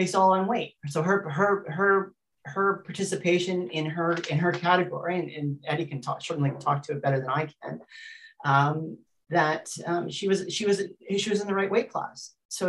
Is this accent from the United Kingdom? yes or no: no; New Zealand; I'm also a New Zealander. I'm a New Zealander